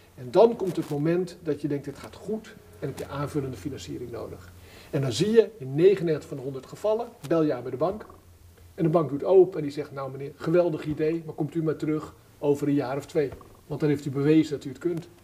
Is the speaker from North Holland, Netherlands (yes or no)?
no; Wolphaartsdijk, Zeeland, Netherlands; ik ben geboren in Zeeland, ik ben een Zeeuw van geboorte en ik ben naar mijn geboorteplaats gegaan. Welke? Mijn geboorteplaats is Wolvaartsdijk